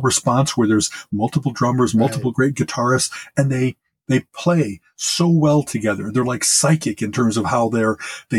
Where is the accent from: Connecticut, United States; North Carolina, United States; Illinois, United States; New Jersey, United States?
Illinois, United States; Chicago; also born or lived in Champaign-Urbana; growing up in Chicago